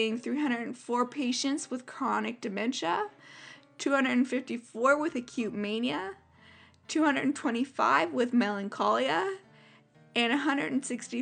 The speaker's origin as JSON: {"language": "English", "country": "Canada", "said": "I'm Canadian"}